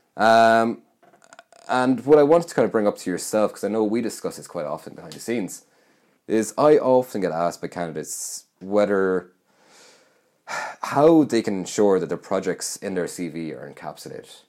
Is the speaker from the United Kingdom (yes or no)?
no; Roscommon, Connacht, Ireland; moved away; I'm from Roscommon. So, last Christmas, I was back home